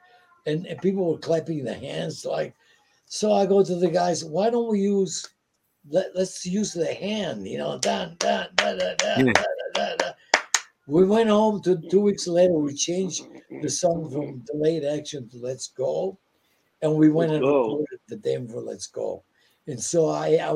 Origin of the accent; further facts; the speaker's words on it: Italy; English is a second language; moved away; I came from Italy. I was just here. I didn't speak English.